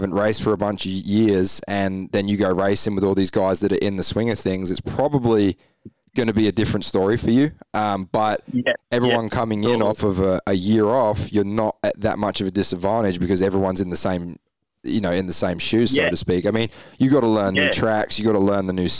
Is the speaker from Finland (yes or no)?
no; England, United Kingdom; Like, I'm from the UK. So I obviously raced growing up in England.